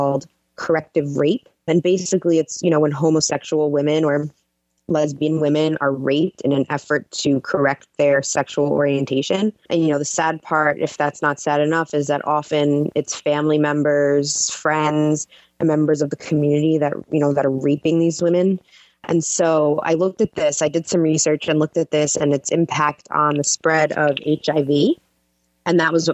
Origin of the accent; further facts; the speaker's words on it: New York City, New York, United States; I grew up in Queens, New York